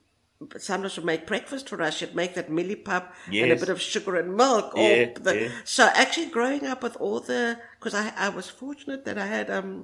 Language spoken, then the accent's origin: English; South Africa; Growing up in South Africa, even if it was in apartheid South Africa